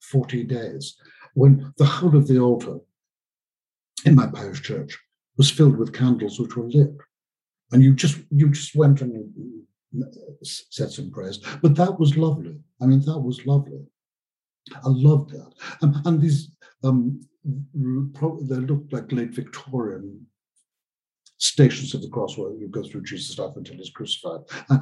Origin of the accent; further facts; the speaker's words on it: Liverpool, North West England, United Kingdom; When I was a child growing up in Liverpool in the mid-50s